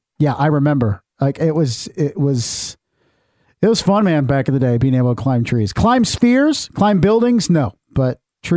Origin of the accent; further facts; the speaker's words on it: Fort Wayne, Indiana, United States; I grew up near Hamilton Park here in Fort Wayne